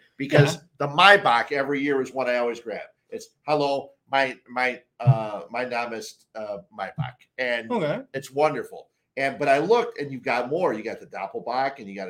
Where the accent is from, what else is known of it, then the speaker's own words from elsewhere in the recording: Chicago, Illinois, United States; I'm from the Chicago area.